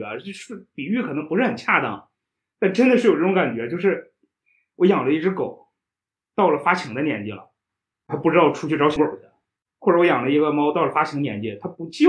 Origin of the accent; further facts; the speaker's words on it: Shandong, China; moved away; 我是山东人。 嗯， 我是山东人。